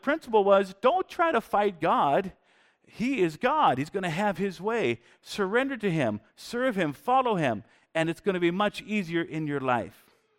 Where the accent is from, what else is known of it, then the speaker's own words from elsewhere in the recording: Washington, United States; now in Canada; But we grew up more in Eastern Washington. And so there's a lot of cowboys. And when we moved up to Canada some years back, we thought, man, people are so polite here.